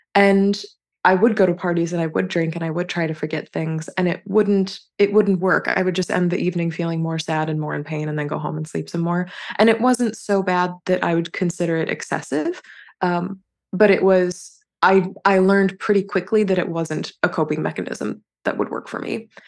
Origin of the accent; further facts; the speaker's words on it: North Carolina, United States; moved away as an adult; I grew up and spent the first, uh, twenty-one years of my life in North Carolina.